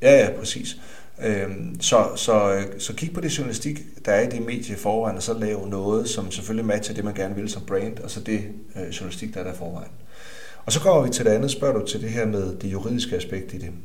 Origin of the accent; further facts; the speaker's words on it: Denmark; nu er jeg også fra Jylland